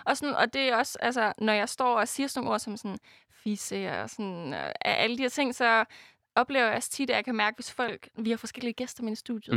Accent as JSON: {"language": "Danish", "country": "Denmark", "said": "jeg er fra Jylland"}